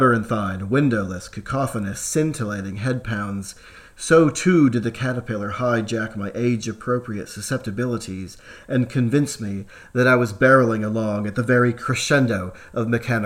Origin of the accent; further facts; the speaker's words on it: United States; moved away as an adult; now in Australia; As an American teen in the later 1980s